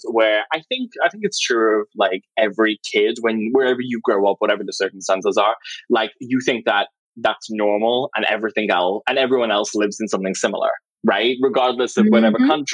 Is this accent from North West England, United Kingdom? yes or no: yes; Liverpool, North West England, United Kingdom; I grew up in a borough called Knowsley, which is just outside Liverpool